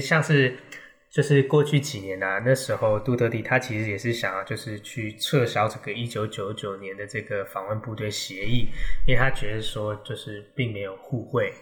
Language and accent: Chinese; Taiwan; 这点其实我们台湾人就需要去尊重。